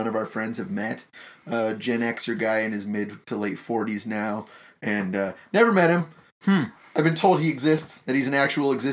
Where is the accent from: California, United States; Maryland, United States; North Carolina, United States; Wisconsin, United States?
California, United States; Granite Bay; I grew up in the next sleepy burg next to yours. I ended up going to Granite Bay High School